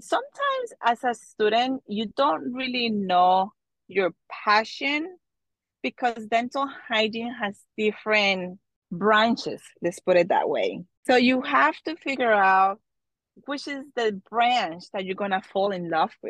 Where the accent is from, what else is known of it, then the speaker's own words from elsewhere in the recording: Colombia; now in New Jersey, United States; I was born and raised in Colombia